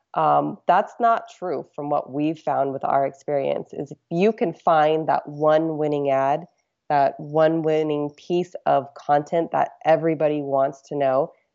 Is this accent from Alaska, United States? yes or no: yes; Alaska, United States; I'm from Alaska, so we did a lot of ocean fishing.